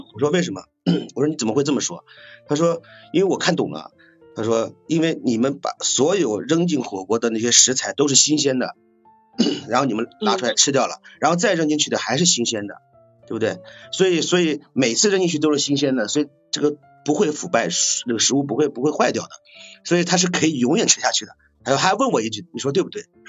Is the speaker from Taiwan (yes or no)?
no; the North, northern China, China; 我是北方人啊